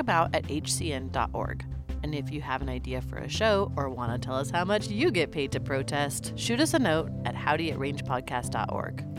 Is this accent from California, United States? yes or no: yes; California, United States; I grew up in California and I've been reporting on California for a long time